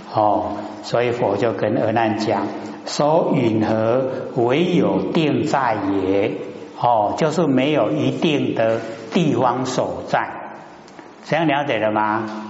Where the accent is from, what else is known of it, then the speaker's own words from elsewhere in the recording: Taiwan; 我们台湾话讲含里合里